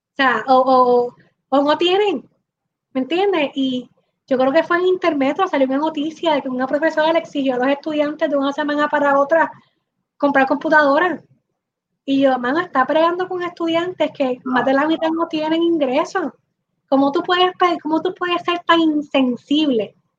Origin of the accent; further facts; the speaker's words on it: Puerto Rico; somos como cuatro puertorriqueños